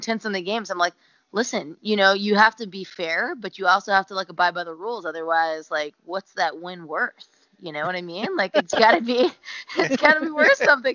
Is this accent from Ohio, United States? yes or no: no; Tampa, Florida, United States; moved away; I'm born and raised in Tampa, Florida, which my parents still live